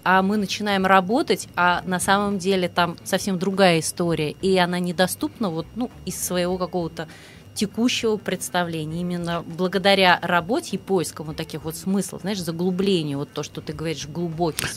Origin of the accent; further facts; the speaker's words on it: Ryazan, Ryazan Oblast, Russia; я родилась в Рязани